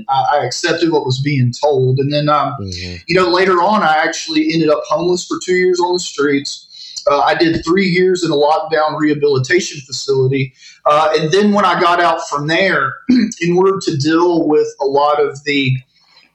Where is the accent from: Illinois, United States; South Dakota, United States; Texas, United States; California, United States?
Texas, United States; Northeast; I grew up in Northeast Texas.